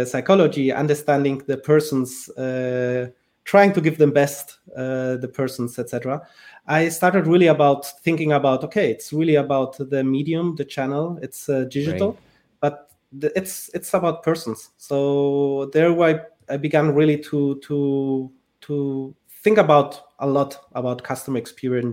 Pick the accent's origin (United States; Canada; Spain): Spain; I was born in Spain, so I'm originally from Spain, but from a family mixed Spanish, mixed Liechtensteiner